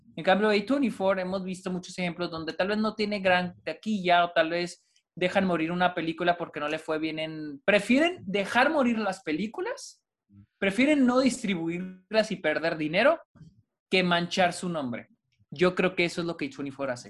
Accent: Delicias, Chihuahua, Mexico; en Delicias, de donde yo soy

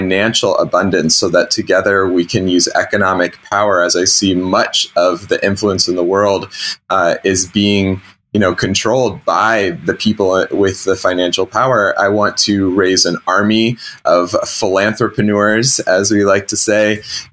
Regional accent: Bloomington, Indiana, United States; I was raised by hippies in the Midwest as a little feral child running around in the woods barefoot on our 40-acre llama farm on a lake in southern Indiana. Bloomington, Indiana

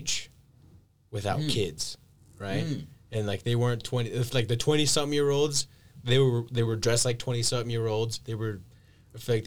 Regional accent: Guanajuato, Mexico; I'm from Guanajuato

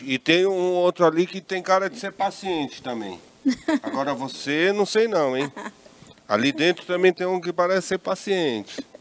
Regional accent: Rio de Janeiro, Brazil; que eu sou carioca

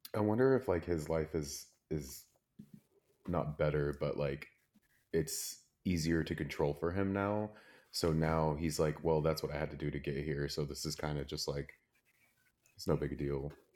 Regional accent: Plano, Texas, United States

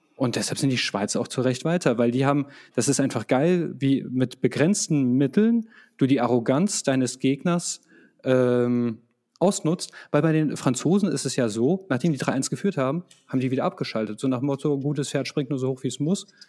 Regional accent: Croatia; als Kroate

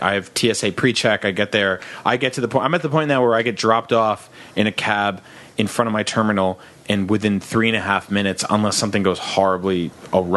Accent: New Jersey, United States; I grew up on the East Coast in New Jersey.

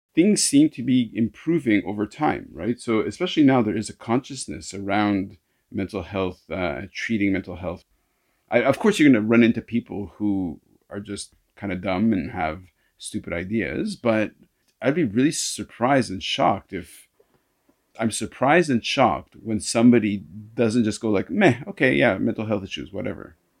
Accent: Canada; now in Hong Kong; I'm a Canadian. I say bow

